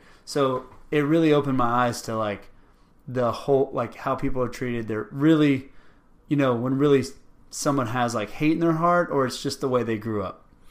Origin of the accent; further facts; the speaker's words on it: Rio Grande Valley, Texas, United States; moved away; I grew up in the Rio Grande Valley, right on the border of Mexico.